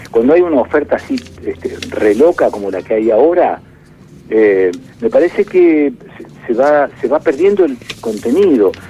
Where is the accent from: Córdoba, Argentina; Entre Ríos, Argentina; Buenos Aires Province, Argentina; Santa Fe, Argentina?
Santa Fe, Argentina; Rosario; moved away as an adult; also born or lived in Buenos Aires; yo en el caso mío de mi infancia en Rosario, en el campo, y luego el periodo de laburo en Rosario y después el periodo de laburo en eh, Buenos Aires